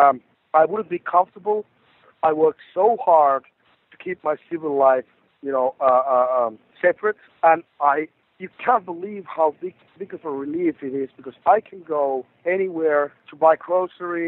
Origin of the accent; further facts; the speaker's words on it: Rovaniemi, Lapland, Finland; in my hometown in Rovaniemi